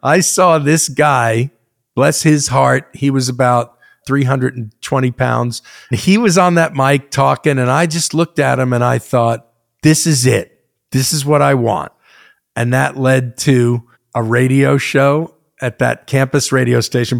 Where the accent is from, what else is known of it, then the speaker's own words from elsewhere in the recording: United States; also born or lived in New Jersey; kid that grew up in both New York and New Jersey from six, seven, eight years old